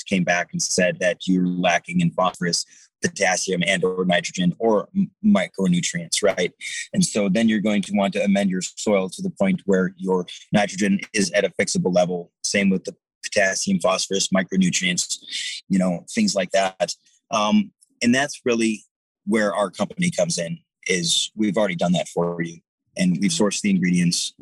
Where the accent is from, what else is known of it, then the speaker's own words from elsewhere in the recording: Detroit, Michigan, United States; I grew up in Detroit, Michigan, and we had a beautiful wooded area just down the block from my house